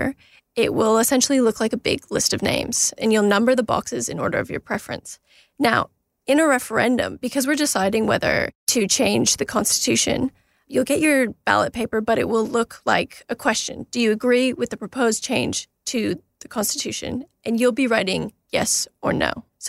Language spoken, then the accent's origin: English; Canada; now in Australia; I'm Canadian. I grew up in Canada.